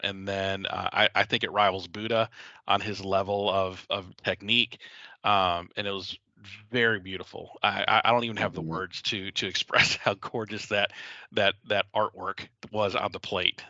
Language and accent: English; the South, United States; I come from the South where you know fried catfish is a staple